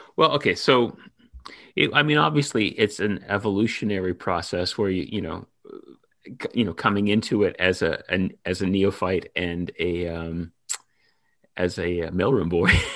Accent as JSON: {"language": "English", "town": "Toronto", "region": "Ontario", "country": "Canada", "also_born_or_lived": "New York", "moved": "as an adult", "said": "I'm originally from Toronto"}